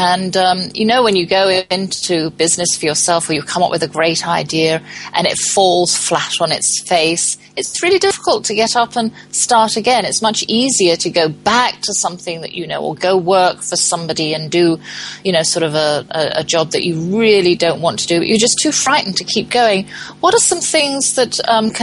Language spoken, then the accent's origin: English; England, United Kingdom; moved away; I'm from England